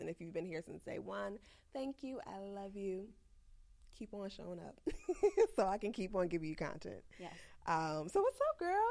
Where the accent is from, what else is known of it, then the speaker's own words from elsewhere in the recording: Chicago, Illinois, United States; I'm from the south side